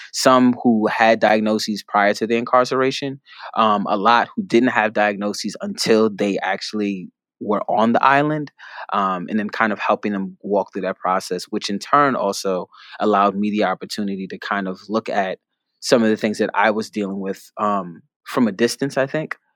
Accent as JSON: {"language": "English", "town": "New York City", "region": "New York", "country": "United States", "tie": "born or raised there", "said": "growing up in the Bronx, I go to public school in the Bronx"}